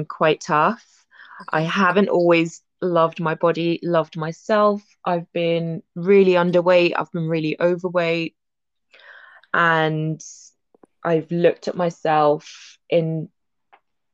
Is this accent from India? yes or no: no; Malaysia; I grew up in Malaysia